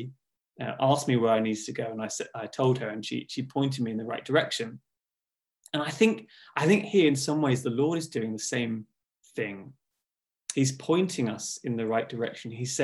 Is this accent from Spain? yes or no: no; Hertfordshire, East of England, United Kingdom; also born or lived in Watford; I grew up in Hertfordshire